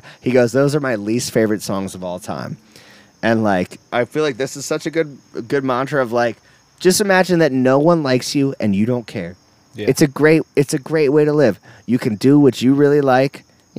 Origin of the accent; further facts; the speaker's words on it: Philadelphia, Pennsylvania, United States; we're from Philly, fucking Philly